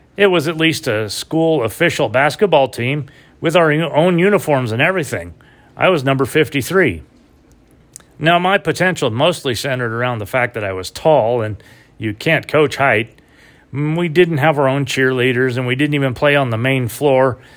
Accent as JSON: {"language": "English", "town": "Medford", "region": "Oregon", "country": "United States", "tie": "born or raised there", "said": "growing up in Medford, Oregon"}